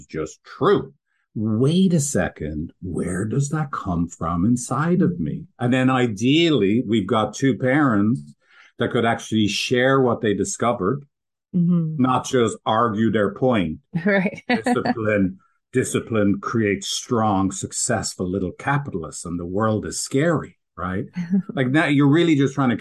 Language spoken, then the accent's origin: English; Ireland; I did grow up in a Irish, I'm from Ireland, like going to the farm as a kid